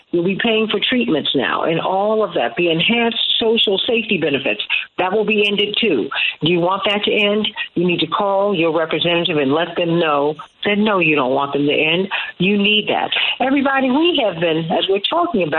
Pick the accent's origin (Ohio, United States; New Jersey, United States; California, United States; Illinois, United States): Illinois, United States; Chicago